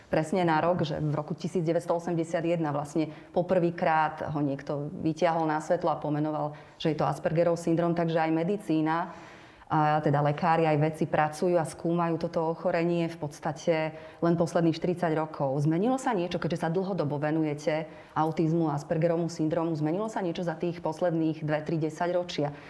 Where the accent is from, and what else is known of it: Slovakia